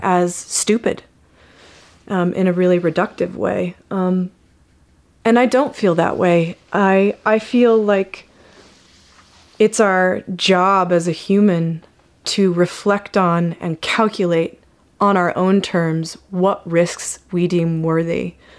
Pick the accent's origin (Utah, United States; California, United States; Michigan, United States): Utah, United States; I grew up in Utah